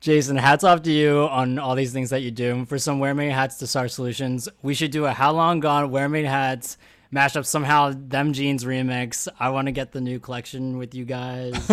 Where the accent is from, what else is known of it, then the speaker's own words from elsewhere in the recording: Philadelphia, Pennsylvania, United States; I'm from Philly